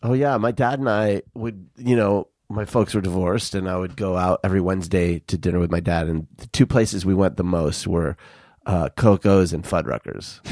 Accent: Tucson, Arizona, United States; I grew up in Tucson

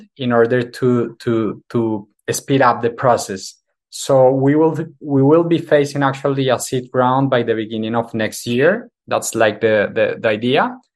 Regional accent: Colombia; I come from Colombia

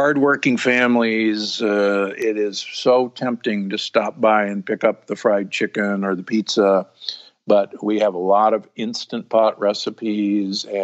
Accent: United States; also born or lived in Omaha, Nebraska / Milwaukee, Wisconsin; I grew up in Omaha and Milwaukee where, you know, beef and pork is king.

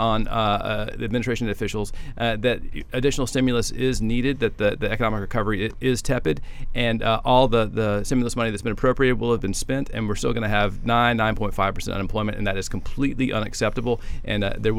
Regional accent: Memphis, Tennessee, United States; moved away; also born or lived in Chicago; I was born in Memphis. I'm a big barbecue snob, but having lived in Chicago

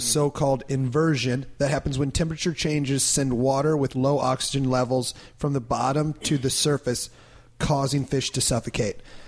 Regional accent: Iowa, United States; moved away; growing up in Iowa

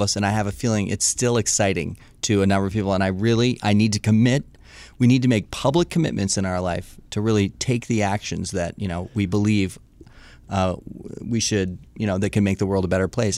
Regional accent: Washington, District of Columbia, United States; born or raised there; also born or lived in Missoula, Montana

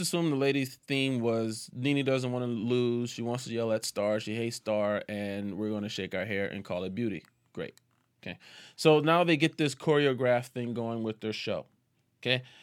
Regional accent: New Orleans, Louisiana, United States; accent: Southern drawl; Southern draw comes out. I am from New Orleans

